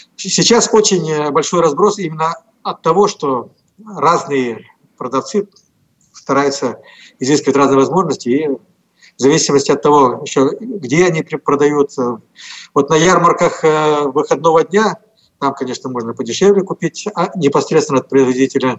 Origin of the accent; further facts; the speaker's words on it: Komi Republic, Russia; я здесь родился и вырос